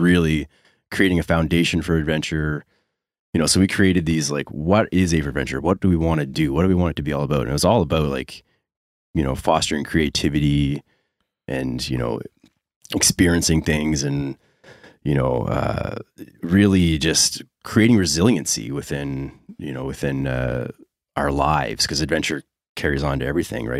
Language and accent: English; Dartmouth, Nova Scotia, Canada; I grew up in Dartmouth